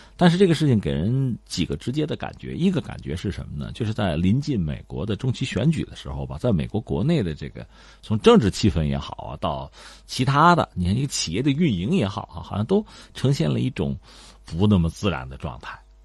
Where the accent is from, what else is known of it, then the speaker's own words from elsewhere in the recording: China; 包括我们中国人在内啊